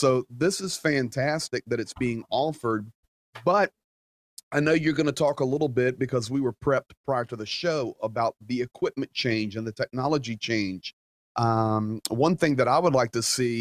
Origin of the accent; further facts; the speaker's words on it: Richmond, Virginia, United States; moved away as an adult; also born or lived in Norfolk, Virginia / Georgia; Okay, so I grew up in the South. I graduated from high school in Richmond, Virginia, and went to school in Norfolk and Richmond.